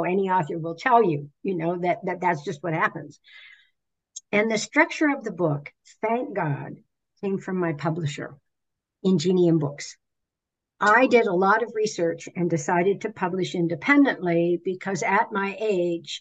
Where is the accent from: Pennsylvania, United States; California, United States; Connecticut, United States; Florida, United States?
Pennsylvania, United States; I'm from Pennsylvania